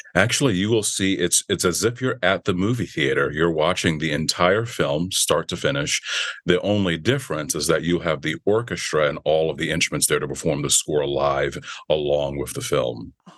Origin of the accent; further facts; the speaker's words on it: Virginia, United States; now in Los Angeles, United States; I grew up in Virginia.